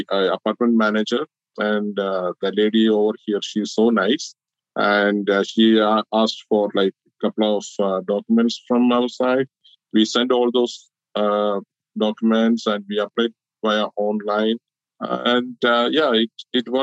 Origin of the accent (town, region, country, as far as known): Kerala, India; moved away as an adult; now in United States